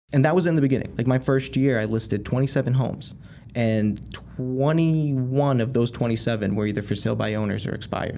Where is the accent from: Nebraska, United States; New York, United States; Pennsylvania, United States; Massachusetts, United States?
Massachusetts, United States; Haverhill; I grew up in Haverhill, Mass